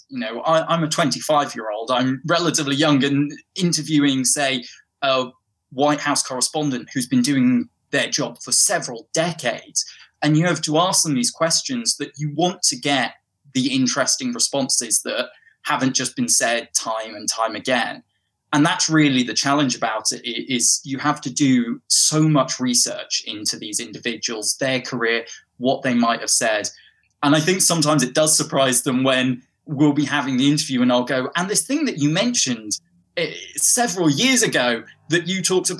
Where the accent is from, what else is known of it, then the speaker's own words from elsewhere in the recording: England, United Kingdom; I grew up in the north of England, and I went to school down in the south of England, hence how I lost my accent.